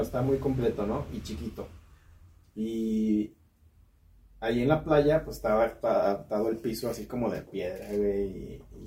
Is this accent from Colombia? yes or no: no; Guadalajara, Jalisco, Mexico; now in Guanajuato, Mexico; yo soy de Guadalajara